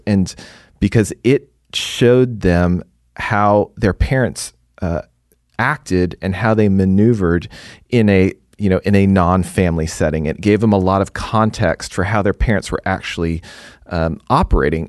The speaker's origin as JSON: {"language": "English", "town": "Houston", "region": "Texas", "country": "United States", "also_born_or_lived": "East Coast", "moved": "as an adult", "lives_now": "Dallas, United States", "said": "I'm originally from Houston."}